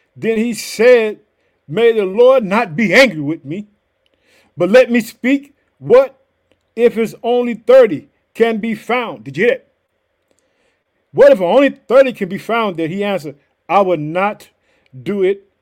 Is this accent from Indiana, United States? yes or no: no; Illinois, United States; I live in the city of Chicago, but Illinois is my home state.